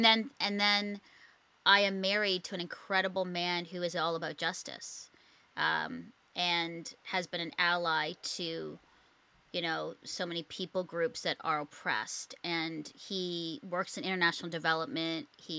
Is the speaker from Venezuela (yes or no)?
no; Philippines; also born or lived in Singapore; growing up in the Philippines and Singapore